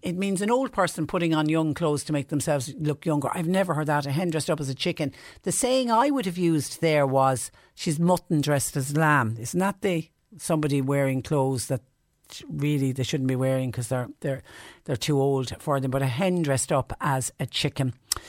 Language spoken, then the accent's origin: English; Clonmel, Tipperary, Ireland; well, I'm originally from Clonmel in Tipperary, and it's Waterford saying as well, rather than say hello or hi to somebody, well.